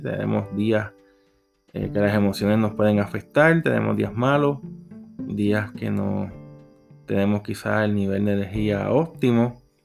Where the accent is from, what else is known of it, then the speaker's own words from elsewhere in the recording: Puerto Rico; Soy de Puerto Rico